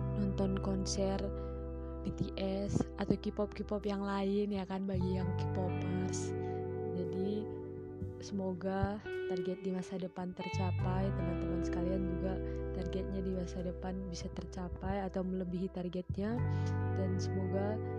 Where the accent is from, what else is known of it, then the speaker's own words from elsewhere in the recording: Berastagi, North Sumatra, Indonesia; saya berasal dari Sumatera Utara, tepatnya Tanah Karo, Prestagi